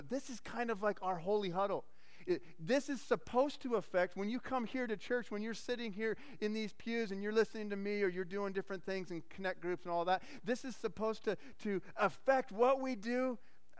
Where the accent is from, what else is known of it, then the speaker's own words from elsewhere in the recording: Arizona, United States; I grew up in Arizona